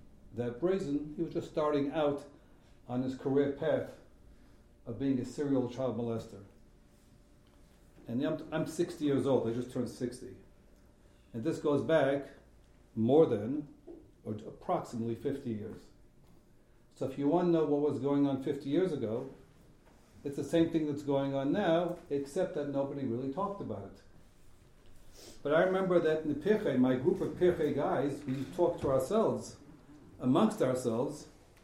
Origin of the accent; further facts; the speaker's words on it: New York City, New York, United States; I grew up in Borough Park, two religious parents, war survivors